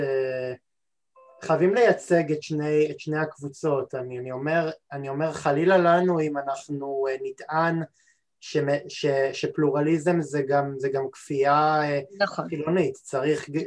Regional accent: Israel; אנחנו כישראלים

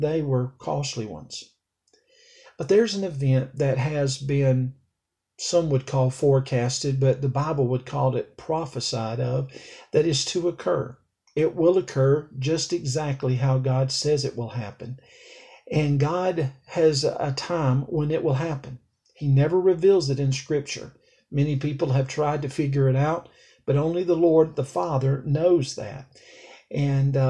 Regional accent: Alabama, United States; It's where I was born. It's so therefore it's my home state. It was where I was raised

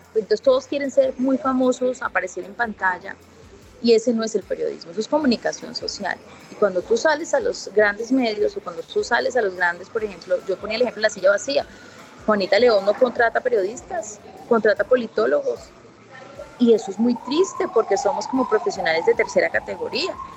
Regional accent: Puerto Tejada, Cauca, Colombia; yo nací en Pueblo Tejada

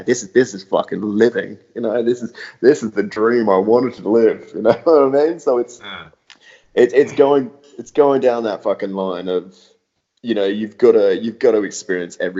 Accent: Australia; moved away as an adult; also born or lived in London; growing up in Australia, everything was very, very casual and laid back

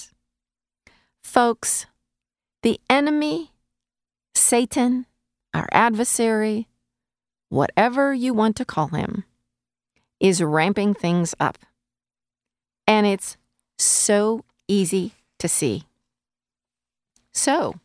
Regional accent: United States; as an American living in the United States

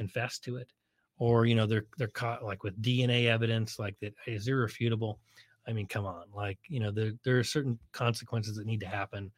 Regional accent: Bay Area, California, United States; moved away as an adult; also born or lived in Nevada / Colorado; now in San Diego, United States; growing up in the Bay Area

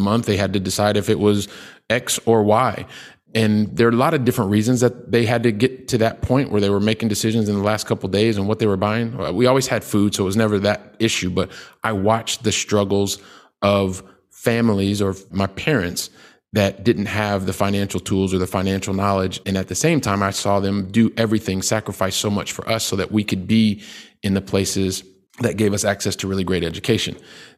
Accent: Columbus, Ohio, United States; born there; also born or lived in Colorado / Texas; I'm a guy from the Midwest. I was born in Columbus, Ohio. By the time I was 12, my family, we'd lived in like three different states, Ohio, Colorado, Texas.

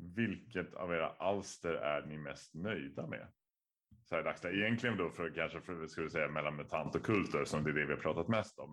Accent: Stockholm, Stockholm County, Sweden; Jag är ju född och uppvuxen i Vasastan

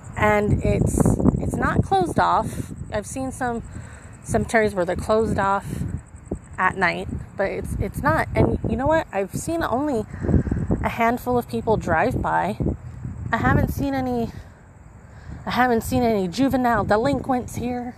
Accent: Holtville, California, United States; now in El Centro, United States; my hometown of Holtville

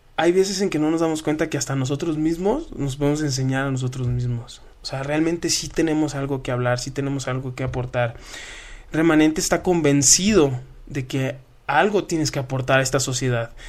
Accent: Culiacán, Sinaloa, Mexico; yo vengo de Culiacán, Sinaloa

